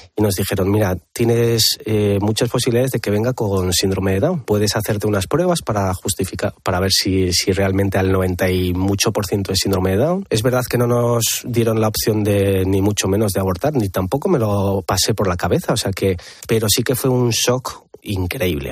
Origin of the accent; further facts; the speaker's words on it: Pamplona, Navarre, Spain; yo no soy de Madrid, soy de Pamplona